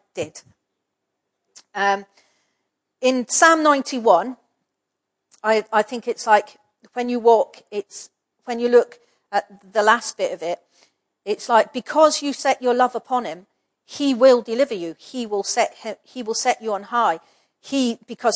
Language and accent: English; Scotland, United Kingdom; I'm a Scottish person